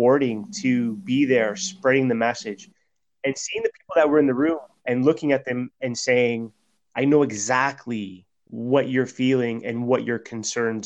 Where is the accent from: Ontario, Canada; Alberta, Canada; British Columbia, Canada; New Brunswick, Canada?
Ontario, Canada; Toronto; I grew up in Flemo